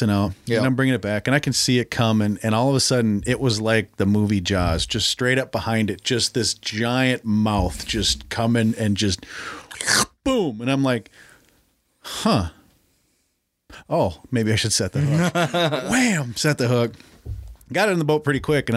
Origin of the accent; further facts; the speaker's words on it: Brooklyn Center, Minnesota, United States; I grew up in Brooklyn Center